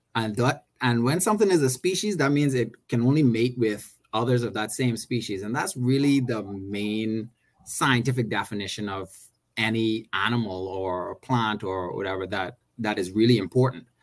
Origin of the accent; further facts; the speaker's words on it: Bahamas; also born or lived in Maryland; I grew up in the Bahamas, went to SAC, uh, went to UB